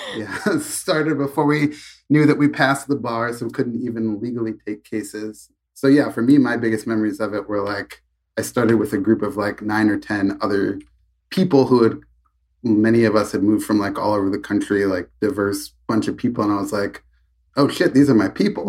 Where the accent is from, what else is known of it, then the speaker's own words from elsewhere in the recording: Chicago, Illinois, United States; I grew up in Chicago. I went to Chicago Public Schools